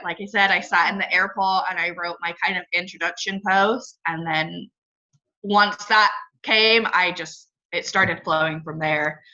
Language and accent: English; England, United Kingdom; now in Northern California, United States; I grew up in England and now live in Northern California. I've moved around a little bit.